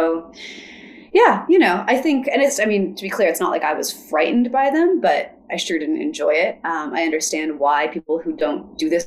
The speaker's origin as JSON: {"language": "English", "country": "United States", "said": "my life as an American"}